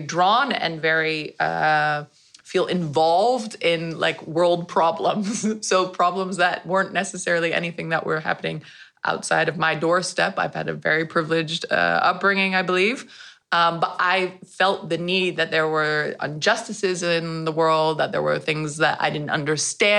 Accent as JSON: {"language": "English", "country": "United States", "moved": "yes", "lives_now": "Netherlands", "said": "I'm American and half Dutch"}